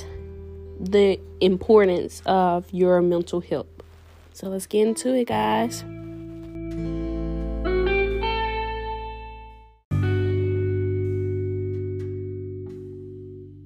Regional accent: Jackson, Mississippi, United States; I'm originally from Jackson, Mississippi

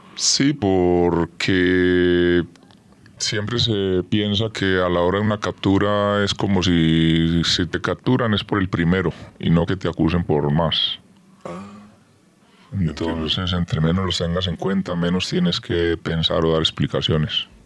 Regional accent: Armenia, Quindío, Colombia; Soy de una ciudad que se llama Armenia

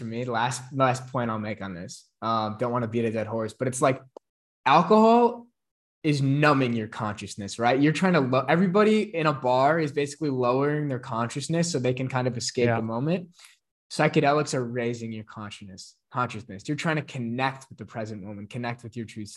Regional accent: a small town in Illinois, United States; I'm from like a small town in Illinois, like conservative town.

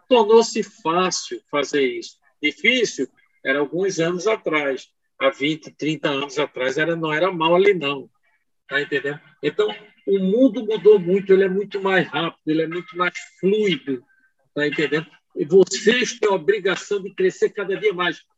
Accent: Vitória de Santo Antão, Pernambuco, Brazil; Eu sou de Vitória de Santo Antônio, nasci lá.

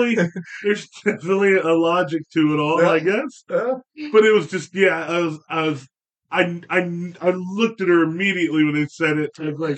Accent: Pennsylvania, United States; now in Texas, United States; I grew up in Pennsylvania. Pennsylvania is Philly, Pittsburgh, and Kentucky in between.

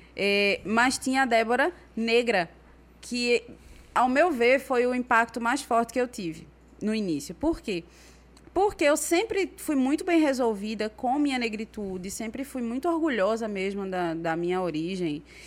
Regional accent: Brazil; moved away as an adult; also born or lived in Recife; now in Senegal; eu cresci aqui no Brasil

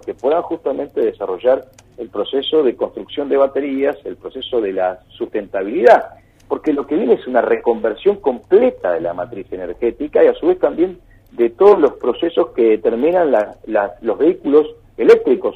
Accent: Argentina; la gran problemática que tenemos en, en Argentina

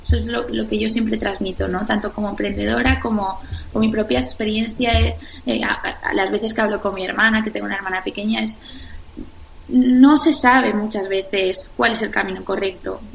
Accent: La Eliana, Valencian Community, Spain; now in Madrid, Spain; yo soy de La Eliana, un pueblo de, Valencia

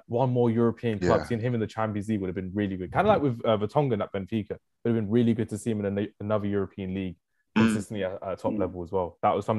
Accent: London, United Kingdom; from South London.

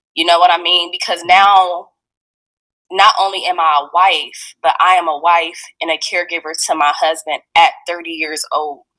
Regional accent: Fort Wayne, Indiana, United States; I'm from Fort Wayne, Indiana, um, and I'm still currently living in Fort Wayne, Indiana right now.

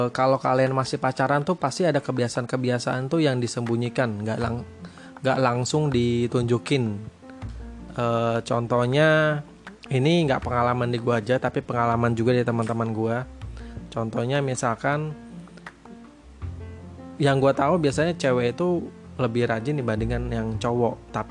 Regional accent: Surabaya, East Java, Indonesia; gue tuh kan gue dari Jawa Surabaya sedangkan istri gue ini dari Medan

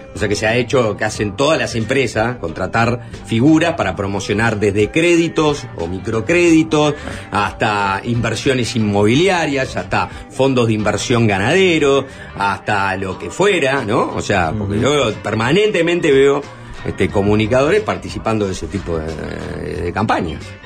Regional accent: Uruguay; somos los uruguayos

